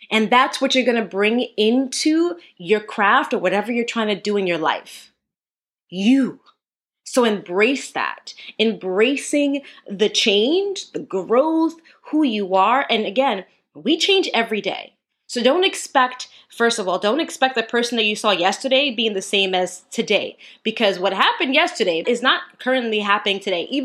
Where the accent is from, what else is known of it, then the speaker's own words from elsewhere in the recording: New York, United States; because I'm a New Yorker, New Yorker one.